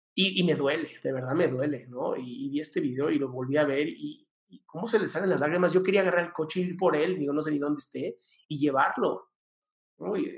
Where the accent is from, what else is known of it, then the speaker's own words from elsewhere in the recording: Mexico; soy mexicano y amo mi país